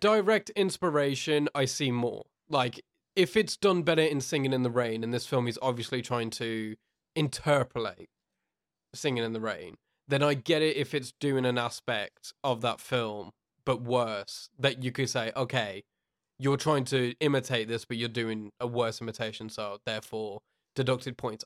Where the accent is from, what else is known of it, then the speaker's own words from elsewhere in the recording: United Kingdom; from the U K